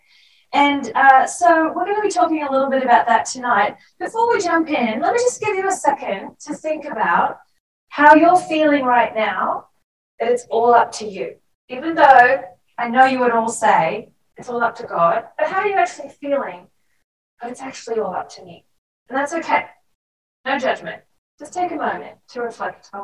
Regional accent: Australia; accent: Australian; moved away; I worked really hard to keep my Australian accent, even though I was out of Australia for a very long time

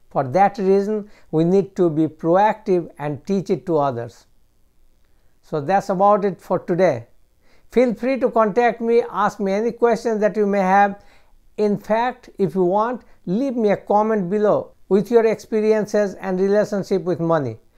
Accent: United States

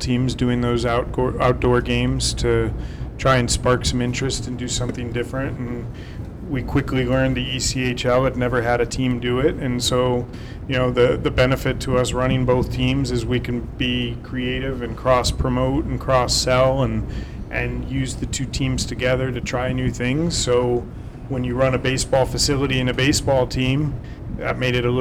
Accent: Philadelphia, Pennsylvania, United States; moved away as an adult; also born or lived in Arizona; now in Toledo, United States; I'm from the Philadelphia area

